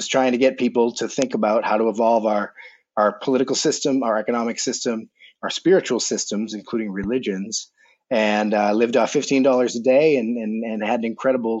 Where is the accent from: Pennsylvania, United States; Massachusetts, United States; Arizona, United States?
Massachusetts, United States; Boston; moved away as an adult; also born or lived in Brooklyn, New York; now in Berkeley, United States; right now I'm in Grass Valley, California, but I'm originally from the Boston area and cycled out here in 2016